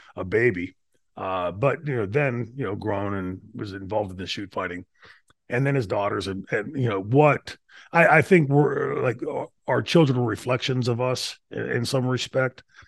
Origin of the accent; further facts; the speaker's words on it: Pittsburgh, Pennsylvania, United States; I grew up in Pittsburgh